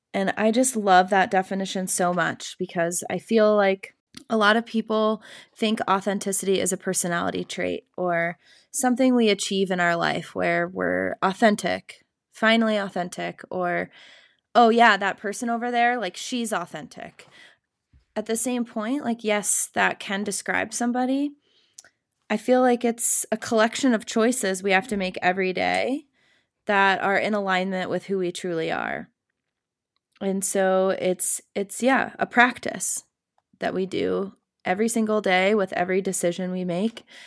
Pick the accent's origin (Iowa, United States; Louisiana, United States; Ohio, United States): Iowa, United States; Cedar Rapids; moved away as an adult; also born or lived in New Hampshire / Vermont / Denver, Colorado; now in Colorado, United States; I would call Cedar Rapids, Iowa, my hometown. I grew up there